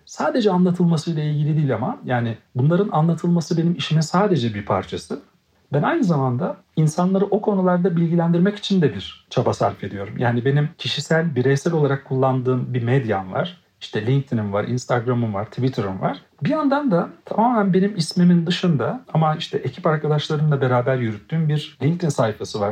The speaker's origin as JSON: {"language": "Turkish", "region": "Black Sea Region", "country": "Turkey", "tie": "born or raised there", "said": "çocukluğumdan beri Karadeniz'de yetiştiğim için"}